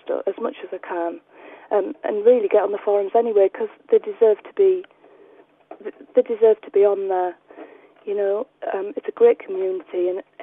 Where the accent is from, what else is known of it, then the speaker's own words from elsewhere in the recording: United Kingdom; I'm too British for all this kind of stuff